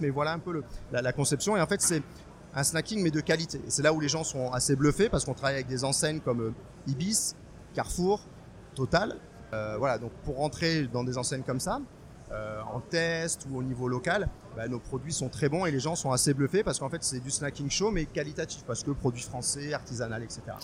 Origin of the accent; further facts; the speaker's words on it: Strasbourg, Grand Est, France; moved away as an adult; now in Bordeaux, France; moi, je suis alsacien. Je venais de Strasbourg